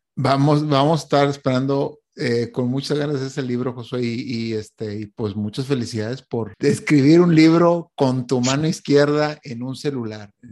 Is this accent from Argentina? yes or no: no; Mexico; now in Montreal, Canada